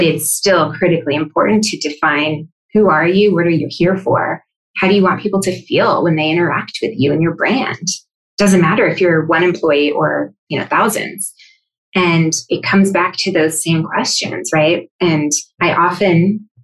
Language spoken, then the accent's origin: English; Sweden; I'm from Sweden